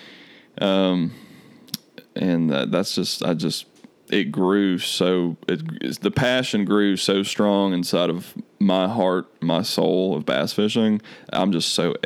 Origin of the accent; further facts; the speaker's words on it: Hendersonville, North Carolina, United States; also born or lived in Lake Lure, North Carolina; grew up in Hendersonville and Lake Lure.